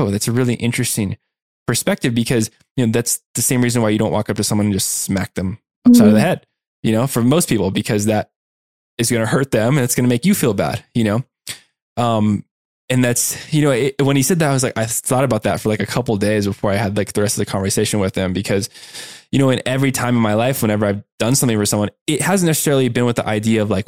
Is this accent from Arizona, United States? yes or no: yes; Tucson, Arizona, United States; moved away as an adult; also born or lived in San Diego; I was going to college in San Diego and I grew up in Tucson, Arizona